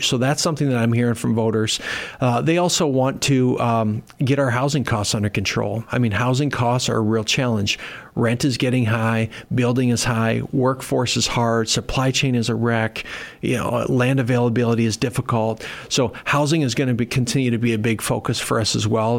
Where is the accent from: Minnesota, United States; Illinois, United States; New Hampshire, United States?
Minnesota, United States; Worthington; moved away as an adult; now in Sioux Falls, United States; I grew up in Minnesota, uh, so Minnesota's home